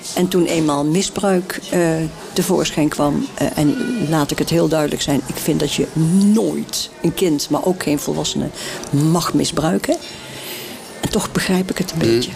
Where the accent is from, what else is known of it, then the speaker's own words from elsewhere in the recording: Nijmegen, Gelderland, Netherlands; accent: zachte Nijmeegse; moved away as an adult; also born or lived in Schagen area, North Holland; now in Schagen, Netherlands; Maar ik ben natuurlijk al op mijn 21ste uit Nijmegen vertrokken en naar Noord-Holland vertrokken